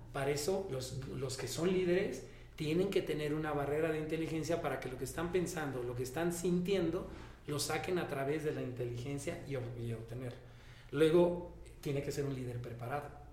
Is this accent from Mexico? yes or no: yes; Mexico; como todo mexicano